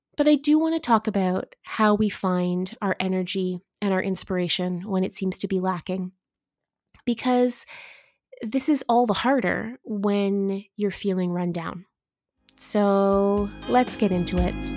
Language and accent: English; Eastern Ontario, Canada; now in Kamloops, Canada; I'm from Eastern Ontario, and I am no stranger to snow